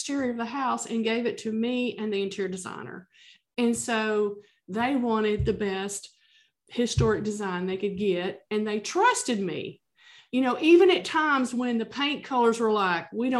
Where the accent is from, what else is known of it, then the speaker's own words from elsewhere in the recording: the South, United States; I'm from the South